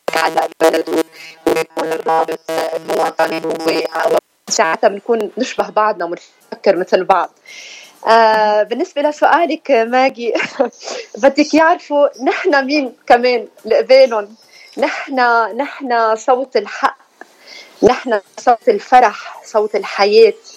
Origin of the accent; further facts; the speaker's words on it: Tannourine, North Governorate, Lebanon; بلدتنا تنورين